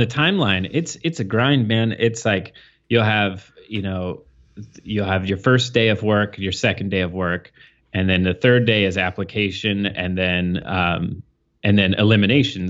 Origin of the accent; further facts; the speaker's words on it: New Castle, Indiana, United States; moved away; I grew up in Indiana